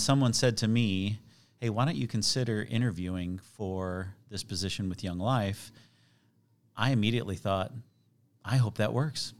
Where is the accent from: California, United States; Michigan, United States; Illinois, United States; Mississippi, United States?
Illinois, United States; Chicago; also born or lived in Kansas City; now in Overland Park, United States; I was born in Chicago.